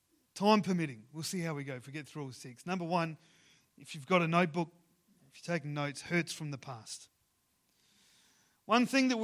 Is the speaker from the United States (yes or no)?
no; Ceduna, South Australia, Australia; growing up in Ceduna, where in on the West Coast, I was part of the football club there, the Ceduna Football Club